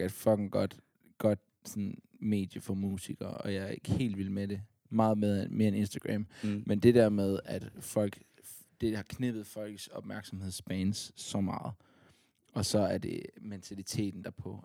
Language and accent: Danish; Odense, Southern Denmark, Denmark; Fordi jeg er fra Odense.